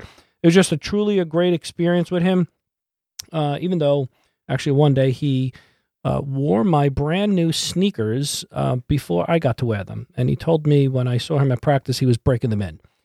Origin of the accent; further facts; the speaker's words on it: Massapequa Park, New York, United States; also born or lived in Brooklyn, New York; I played Little League Baseball, and I grew up in Massapequa Park